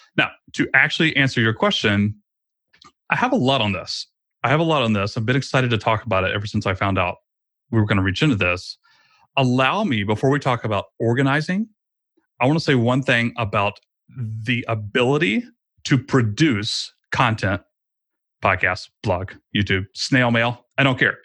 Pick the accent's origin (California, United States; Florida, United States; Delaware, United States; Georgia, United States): Georgia, United States; I moved my family across the state of Georgia back to my hometown, actually, where I grew up.